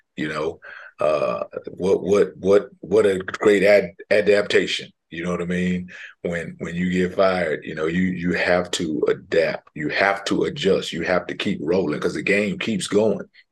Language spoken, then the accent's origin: English; Houston, Texas, United States; I'm from Houston, from Houston, Texas